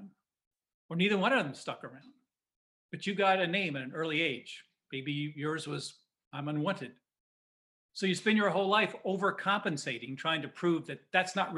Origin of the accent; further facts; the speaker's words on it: Indiana, United States; a kid growing up in Indiana